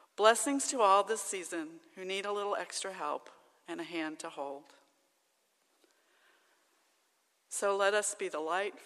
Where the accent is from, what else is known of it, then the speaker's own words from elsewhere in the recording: Alexandria, Louisiana, United States; moved away; my hometown of Alexandria, Louisiana